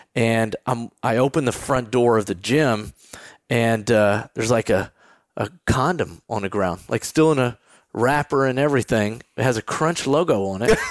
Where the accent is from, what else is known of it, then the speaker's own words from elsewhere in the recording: Texas, United States; moved away as an adult; also born or lived in New York; I'm the guy growing up in Texas